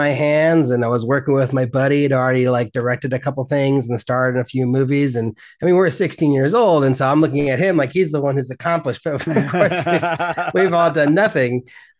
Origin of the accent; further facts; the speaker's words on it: Berkeley, California, United States; because I grew up in Berkeley. We were very far from Los Angeles.